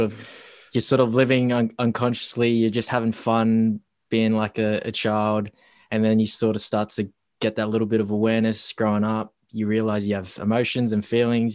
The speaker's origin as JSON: {"language": "English", "town": "Darwin", "region": "Northern Territory", "country": "Australia", "tie": "born or raised there", "moved": "as an adult", "lives_now": "Melbourne, Australia", "said": "the childhood days growing up in Darwin"}